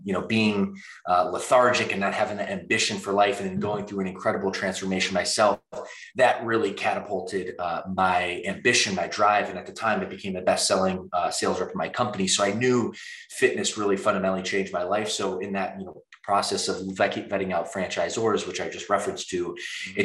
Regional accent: Midwest, United States; moved away as an adult; now in California, United States; We're both from the Midwest

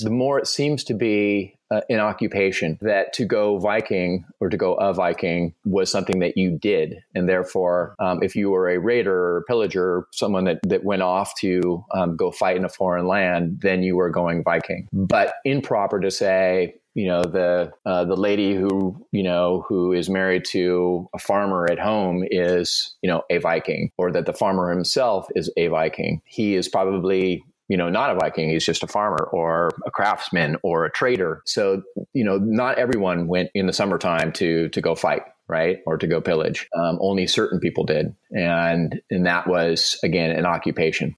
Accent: Southern California, United States; I was born and raised in Southern California

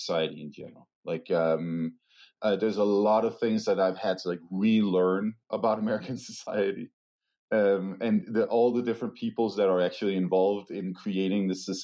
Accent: Denmark; moved away; my home country, Denmark

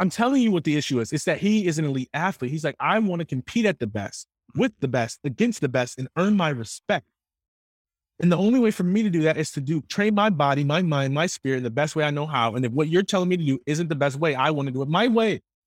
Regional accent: Jackson, Michigan, United States; I grew up in Jackson. So Jackson is about an hour and a half west of Detroit, Michigan.

